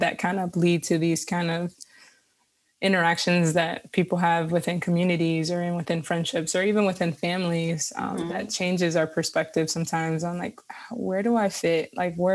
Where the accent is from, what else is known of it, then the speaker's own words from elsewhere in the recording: Miami, Florida, United States; Growing up in Miami